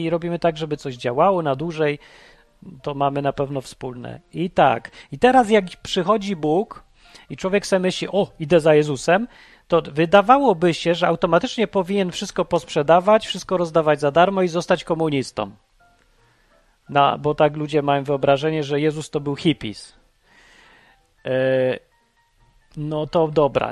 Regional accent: Poland; wychowałem się w PRL-u

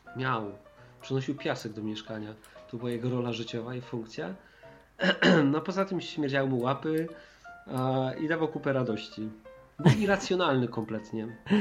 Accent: Silesian Voivodeship, Poland; ja jestem ze Śląska

